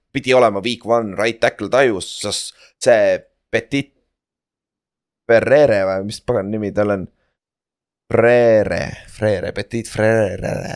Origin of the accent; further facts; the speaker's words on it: Estonia; ma olen ise saarest pärit